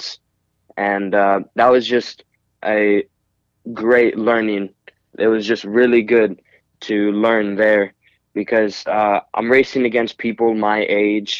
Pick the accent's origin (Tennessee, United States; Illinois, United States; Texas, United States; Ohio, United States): Ohio, United States; Cincinnati; also born or lived in Seattle, Washington; I lived most of my life here in Cincinnati, Ohio